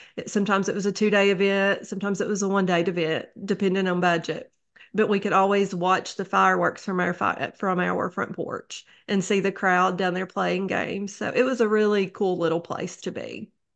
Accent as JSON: {"language": "English", "town": "Neon", "region": "Kentucky", "country": "United States", "tie": "born or raised there", "moved": "yes", "lives_now": "Wise, Virginia, United States", "said": "I grew up in Neon, Kentucky. That is in Letcher County"}